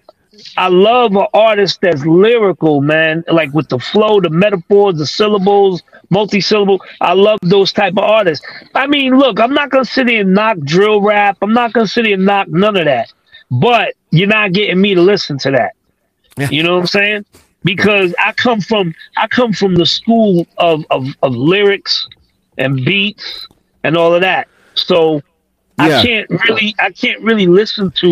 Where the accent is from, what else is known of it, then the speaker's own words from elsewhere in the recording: New York City, New York, United States; I come from East New York, Brooklyn